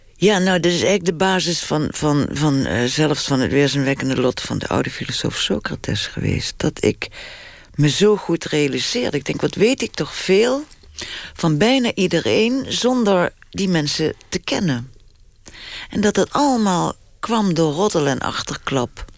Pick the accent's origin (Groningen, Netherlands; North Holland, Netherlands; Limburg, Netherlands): Limburg, Netherlands; now in Amsterdam, Netherlands; ik voel me wel echt Limburger, ja. Ik voel me ook Amsterdam. Ik woon langer in Amsterdam dan eh, ik in Limburg heb gewoond